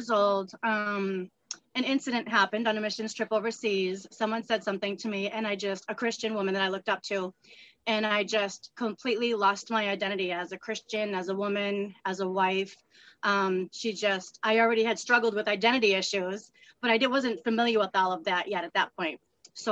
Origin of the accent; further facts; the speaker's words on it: Massachusetts, United States; also born or lived in Southern New Hampshire; now in New Hampshire, United States; I was born and I grew up in Massachusetts, and I've been in Southern New Hampshire the rest of my life.